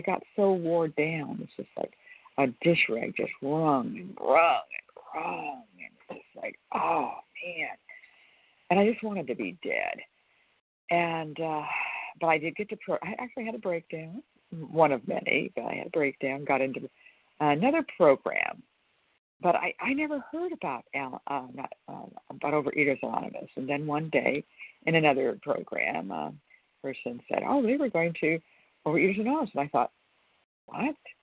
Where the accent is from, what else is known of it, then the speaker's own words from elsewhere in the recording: California, United States; I'm from California